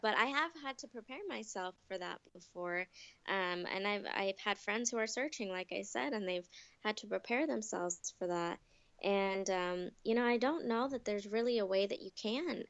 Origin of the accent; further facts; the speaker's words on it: United States; also born or lived in Ahmednagar, India; I was surrounded by um, American people and white people, and um, mm-hmm. I felt American.